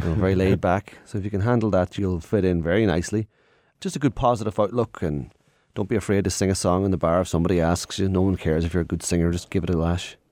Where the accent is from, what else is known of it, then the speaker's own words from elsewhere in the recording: Ireland; being Irish. We're such a little, uh, diverse nation.